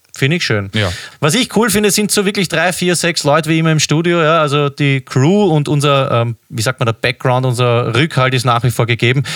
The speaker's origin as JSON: {"language": "German", "country": "Austria", "said": "als Österreicher"}